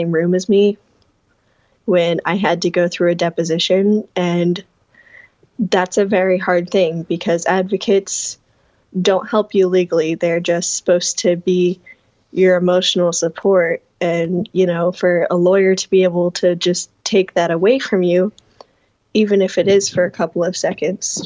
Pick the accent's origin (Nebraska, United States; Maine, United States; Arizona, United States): Nebraska, United States; Omaha; moved away as an adult; now in Wayne, United States; I am originally from Omaha, but I currently go to school in Wayne